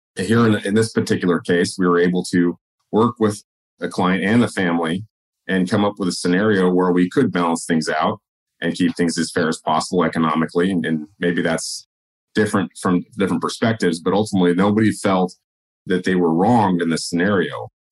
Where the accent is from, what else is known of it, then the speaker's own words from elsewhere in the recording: California, United States; moved away; also born or lived in Oregon; originally from California, we moved up to Oregon